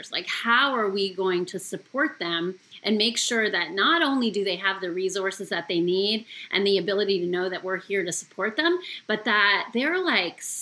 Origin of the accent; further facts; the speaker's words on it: Canada; moved away as an adult; now in United States; Okay, well … I am actually a former teacher with our program. So I came from Canada originally in 1999